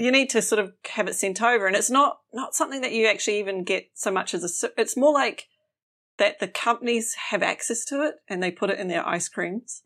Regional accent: New Zealand; moved away; as a Kiwi

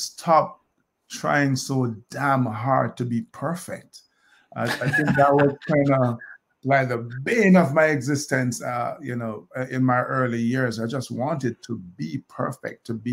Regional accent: Kingston, Jamaica; moved away as an adult; now in United States; I grew up in Olympic Gardens, Kingston

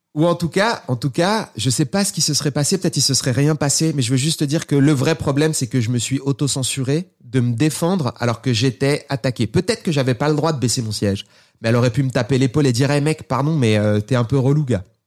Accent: Seine-Saint-Denis, Île-de-France, France

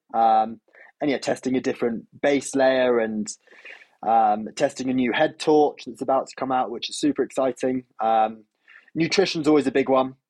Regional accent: United Kingdom; as I'm British

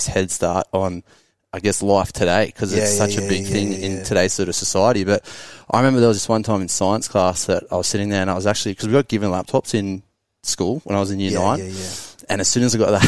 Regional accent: Coffs Harbour, New South Wales, Australia; also born or lived in Sydney / Corindi Beach; I grew up in a place called Coffs Harbour in New South Wales. So I moved there when I was about 5.

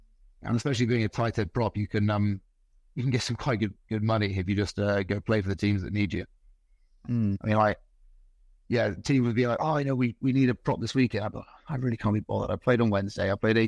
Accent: Dorset, South West England, United Kingdom; moved away as an adult; also born or lived in Glamorgan, Wales / Bournemouth; now in Norway; I grew up in Dorset, in a pool in Dorset.

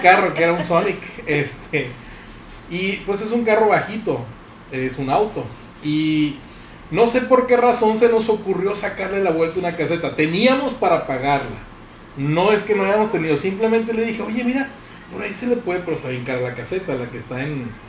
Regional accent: Sinaloa de Leyva, Sinaloa, Mexico; also born or lived in Guasave; now in Culiacán, Mexico; yo soy de Sinaloa de Leiva, no es Guasave, Sinaloa de Leiva

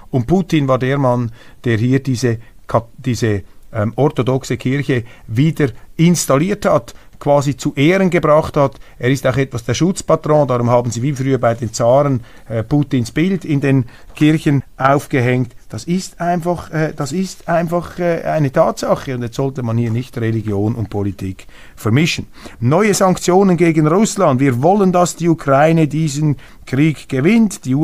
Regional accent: Switzerland; Das ist keine Stellungnahme als Schweizer. Ich bin neutral, ich habe keine Aktien bei der AfD.

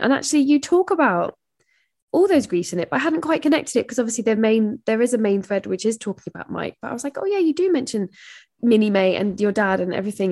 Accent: England, United Kingdom; as an English person

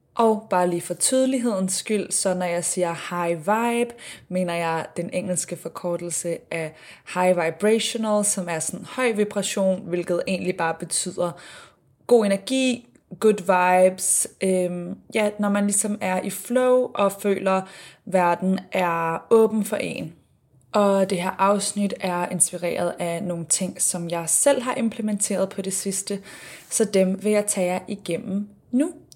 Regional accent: Denmark; now in Sydney, Australia; hjemme i Danmark

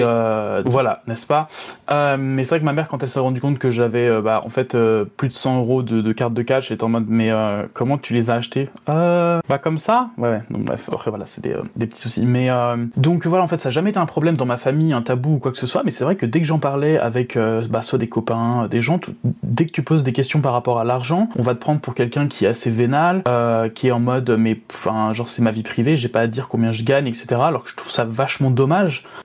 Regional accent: France; moved away as an adult; en tant que français

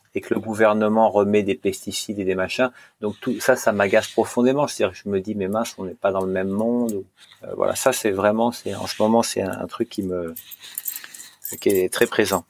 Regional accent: Normandy, France; je suis normand

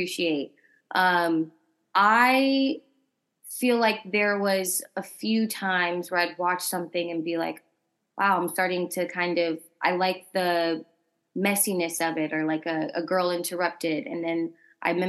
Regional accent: outside of Dallas, Texas, United States; moved away as an adult; also born or lived in Houston, Texas / Florida / Los Angeles / New York; I grew up in Texas, born in Houston, raised more like outside of Dallas

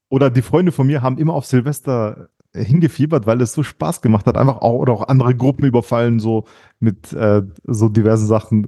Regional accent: Germany; du weißt wo ich aufgewachsen bin, auf dem Heidach

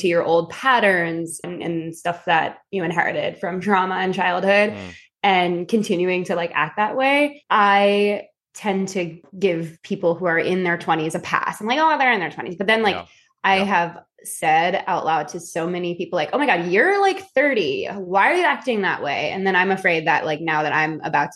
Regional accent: Philippines; being Filipino, and I can say this because I am Filipino

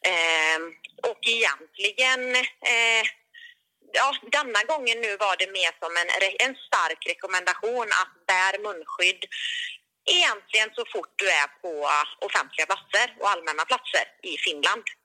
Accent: Sweden; för mig som svensk

